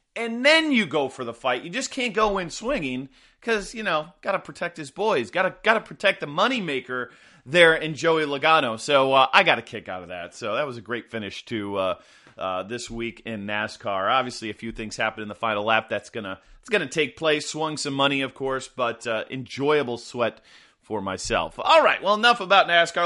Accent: Midwest, United States; I grew up in the Midwest, you know, suburbanites

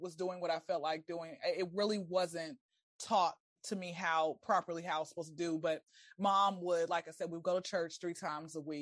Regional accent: Atlanta, Georgia, United States; I'm born and raised in Atlanta

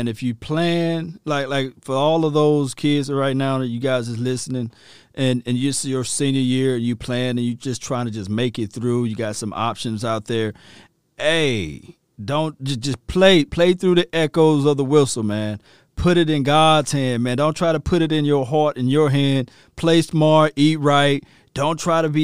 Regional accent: Natchez, Mississippi, United States; accent: Natchez Mississippi talk; my native tongue, that Natchez Mississippi talk

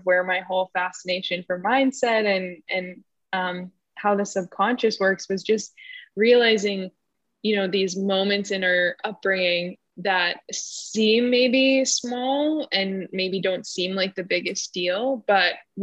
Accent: Winnipeg, Manitoba, Canada; I grew up in Winnipeg, Canada.

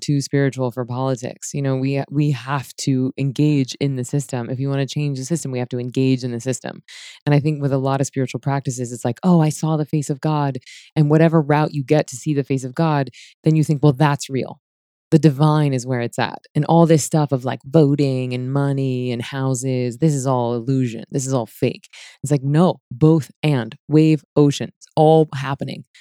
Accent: United States; moved away; Hurricane Michael, it wiped out, like, my hometown and my family's hometown

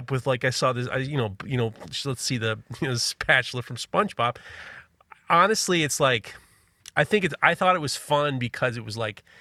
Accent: New York City, New York, United States; I'm growing up in New York City.

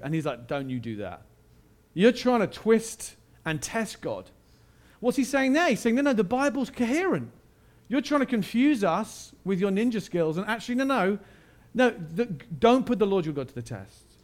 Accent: United Kingdom; I am British

